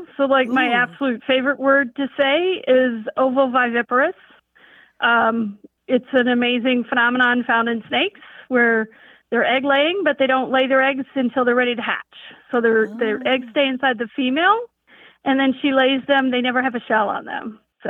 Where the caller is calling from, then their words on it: Bismarck, North Dakota, United States; I'm from Bismarck, North Dakota.